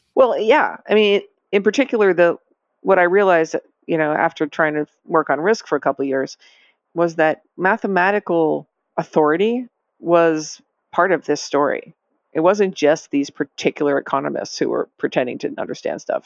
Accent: Lexington, Massachusetts, United States; I grew up in Lexington, Massachusetts

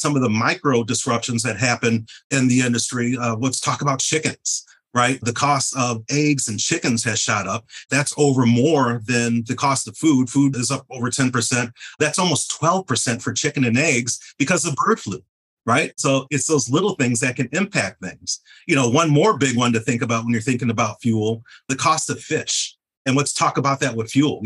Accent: Ann Arbor, Michigan, United States; moved away; I'm from Ann Arbor, Michigan. My family's there. My best friends are there.

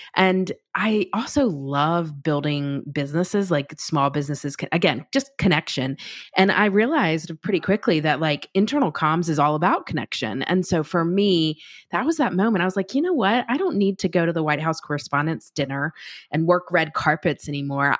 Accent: North Carolina, United States; moved away as an adult; I was from North Carolina

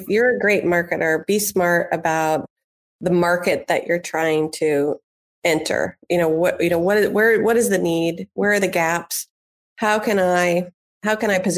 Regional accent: Indianapolis, Indiana, United States; moved away as an adult; I grew up in Indianapolis, Indiana, and came back to raise a family

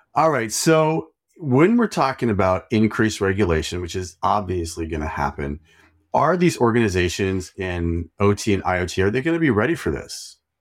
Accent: Idaho, United States; I am also from Idaho, and apparently Roya lived like two hours from me.

